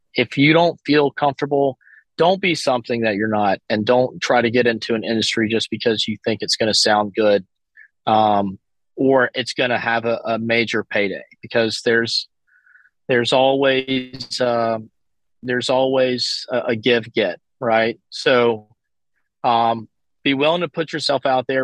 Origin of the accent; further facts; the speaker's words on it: Alabama, United States; moved away as an adult; also born or lived in California; I'm from Alabama, so I, I do have some contacts and stuff in the southeast.